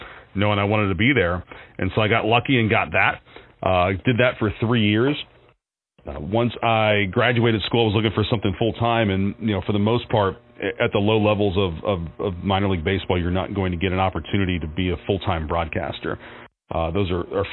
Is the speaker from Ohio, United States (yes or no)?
yes; Warren, Ohio, United States; now in Erie, United States; I was living in Warren, Ohio, my hometown